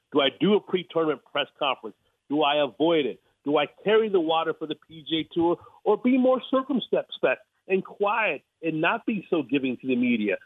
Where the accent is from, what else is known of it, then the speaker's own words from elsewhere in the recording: Los Angeles, California, United States; I'm from